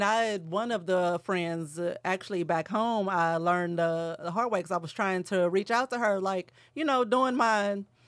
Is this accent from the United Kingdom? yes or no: no; St. Louis, Missouri, United States; moved away; we're from St. Louis